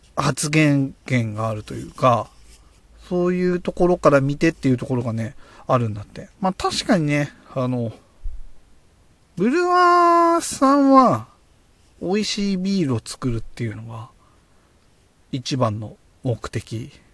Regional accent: Oyama, Tochigi, Japan; born or raised there

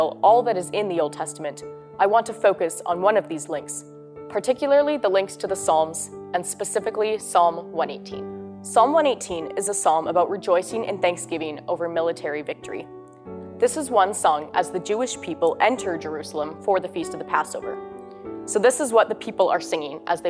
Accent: St. Albert, Alberta, Canada; I'm from St. Albert, Alberta, and I'm a third-year student at St. Therese

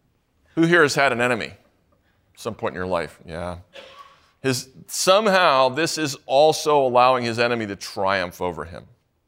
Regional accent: St. Louis, Missouri, United States; I'm from St. Louis, mostly. also other places.

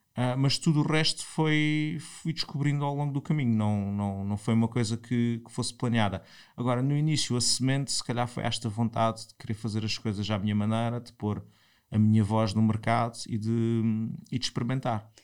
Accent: Portimão, Algarve, Portugal; moved away as an adult; also born or lived in Lisbon; sou de Portimão, estudei em Portimão, no, fiz o liceu em Portimão e em 98 venho para Lisboa

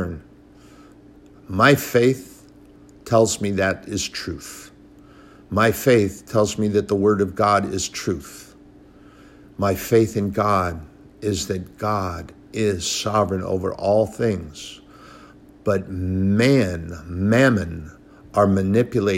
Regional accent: United States; I'm a patriot. I'm an American

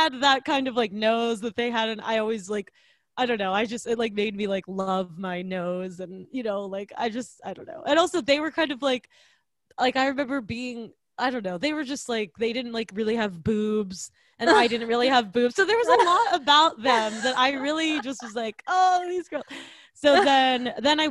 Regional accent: East Coast, United States; I'm from the East Coast

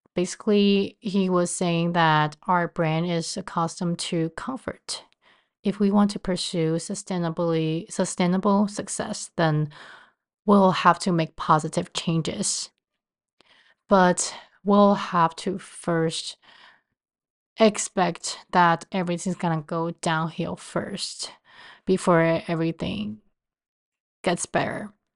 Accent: Taiwan; moved away as an adult; also born or lived in Cleveland, Ohio / Baltimore, Maryland; now in New York City, United States; I was born and raised in Taiwan and moved to the States after college

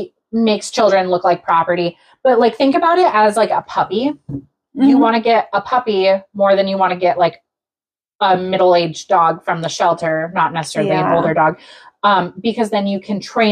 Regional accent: Alaska, United States; Well, just because I came from Alaska doesn't mean I actually know anything about the state.

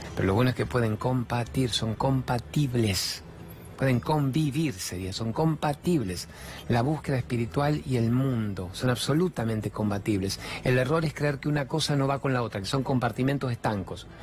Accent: Argentina; soy argentino, trabajo en la televisión

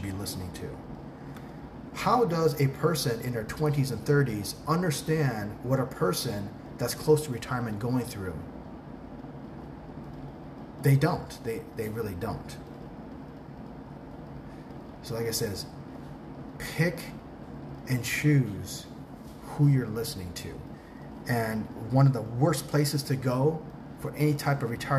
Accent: Tucson, Arizona, United States; first language English; moved away as an adult; also born or lived in Newport Beach, California; now in Thailand; I am an expat from Southern California, from Newport Beach, that grew up in Tucson, Arizona

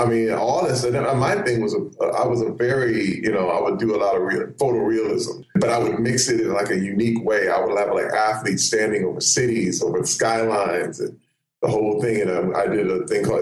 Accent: Flint, Michigan, United States; moved away; I grew up in Flint, Michigan, but as a kid, I was an artist

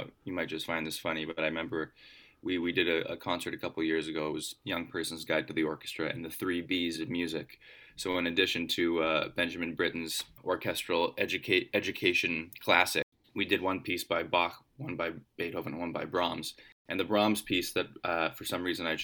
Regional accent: Vancouver, British Columbia, Canada; I grew up in Vancouver

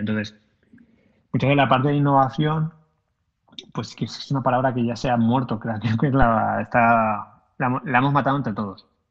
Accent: Valencia, Valencian Community, Spain; yo soy de Valencia

